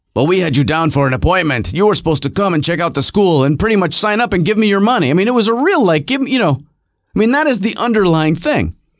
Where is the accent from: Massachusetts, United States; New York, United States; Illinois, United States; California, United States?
New York, United States; Rochester; moved away; also born or lived in Los Angeles; when I was growing up in Rochester, New York